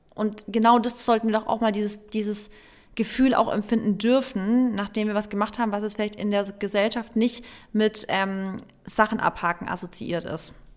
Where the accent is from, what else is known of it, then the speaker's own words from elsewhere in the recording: Baden-Württemberg, Germany; bei uns in Baden-Württemberg